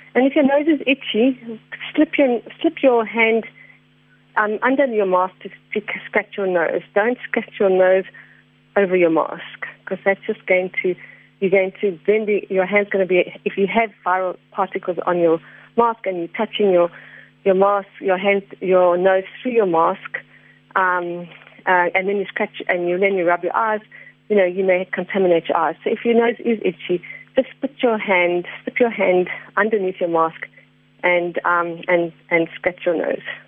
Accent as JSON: {"language": "English", "country": "South Africa", "said": "as South African citizens"}